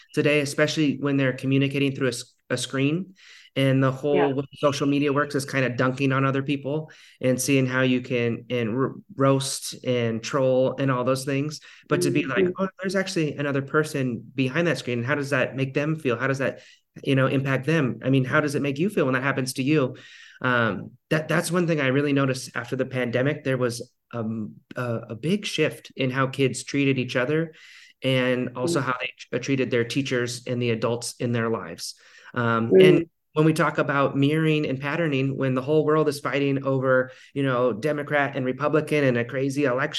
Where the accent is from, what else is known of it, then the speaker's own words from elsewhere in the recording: Ketchikan, Alaska, United States; my hometown in Ketchikan, Alaska.